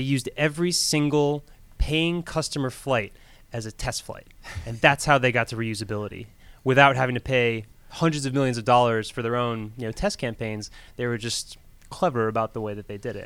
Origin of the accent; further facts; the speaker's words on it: Florida, United States; moved away as an adult; also born or lived in New York; now in Georgia, United States; I was born in New York, but grew up in Florida